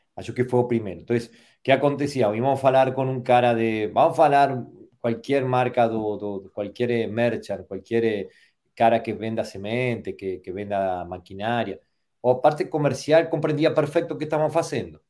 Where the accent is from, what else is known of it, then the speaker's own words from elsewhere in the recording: Argentina; soy de Argentina